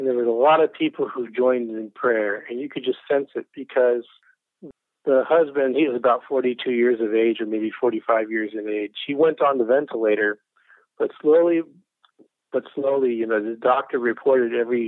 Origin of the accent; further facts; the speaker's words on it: Southern Illinois, United States; now in Greenville, United States; I grew up in Southern Illinois in a Christian family.